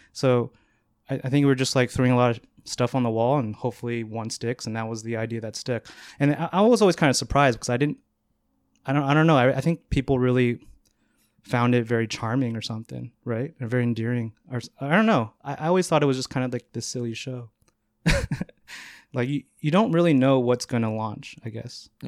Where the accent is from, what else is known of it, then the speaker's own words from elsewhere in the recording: Northern California, United States; moved away as an adult; now in New York, United States; I grew up in Northern California, about 30 minutes north of San Francisco and then moved here about moved to New York about eight years ago